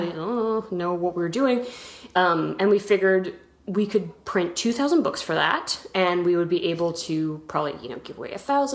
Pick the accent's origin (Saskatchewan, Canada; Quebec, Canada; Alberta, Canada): Alberta, Canada; Edmonton; moved away as an adult; also born or lived in New York; I grew up in Canada, in Edmonton, Alberta, which is out west